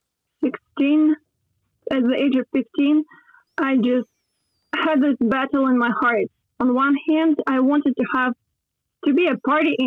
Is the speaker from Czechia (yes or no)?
no; Odesa, Odesa Oblast, Ukraine; English is a second language; I come from Odessa, Ukraine.